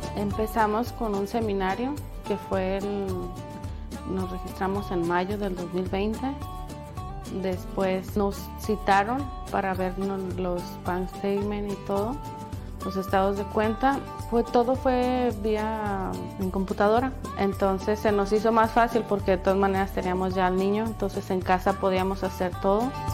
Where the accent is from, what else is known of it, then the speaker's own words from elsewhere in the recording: Mexico; now in Atlanta, United States; soy mexicana.